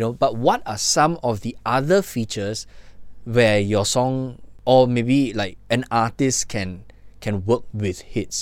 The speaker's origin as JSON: {"language": "English", "country": "Malaysia"}